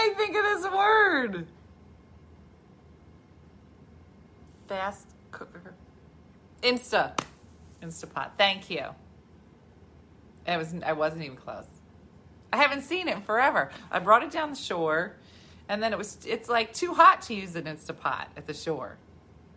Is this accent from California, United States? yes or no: no; New Jersey, United States; I'm from Jersey.